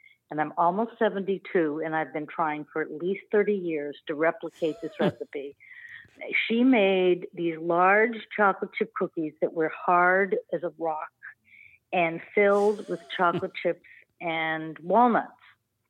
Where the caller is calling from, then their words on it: Newton, Massachusetts, United States; I'm calling from Newton, Mass.